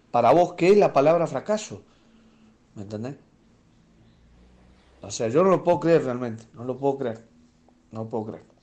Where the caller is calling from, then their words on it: Mendoza, Argentina; de Mendoza